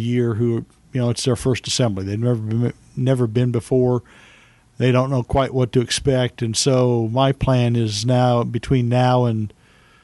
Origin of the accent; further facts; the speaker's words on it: New Mexico, United States; I grew up in New Mexico